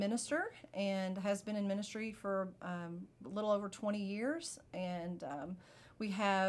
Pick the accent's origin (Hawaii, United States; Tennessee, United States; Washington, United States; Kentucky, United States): Kentucky, United States; moved away; So I'm originally from Kentucky. So if you hear that in my voice, then there you go.